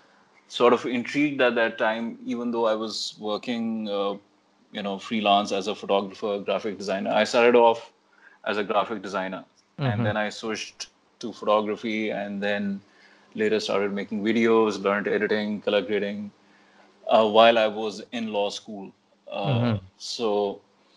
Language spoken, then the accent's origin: English; Islamabad, Islamabad Capital Territory, Pakistan; moved away as an adult; now in Karachi, Pakistan; I'm originally from Islamabad. I recently moved to Karachi